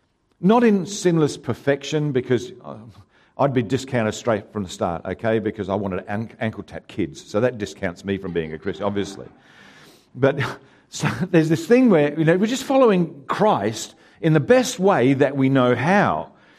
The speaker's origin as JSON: {"language": "English", "town": "Haywards Heath", "region": "South East England", "country": "United Kingdom", "tie": "born there", "said": "it's my goal to actually do a park run in the town that I was born in England, a town called Haywards Heath."}